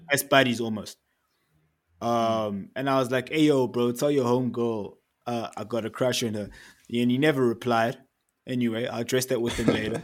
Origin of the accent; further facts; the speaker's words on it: Eswatini; now in Johannesburg, South Africa; I'm from Eswatini. I grew up in Eswatini.